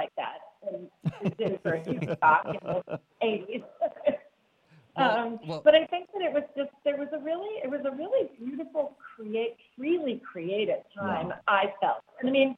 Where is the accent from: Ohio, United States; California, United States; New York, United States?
New York, United States; I'm from New York